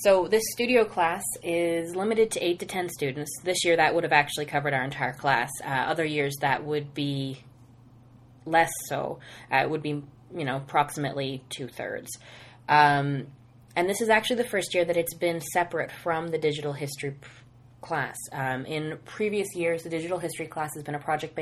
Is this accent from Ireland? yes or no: no; Nova Scotia, Canada; moved away as an adult; now in London, Ontario, Canada; I'm from Nova Scotia.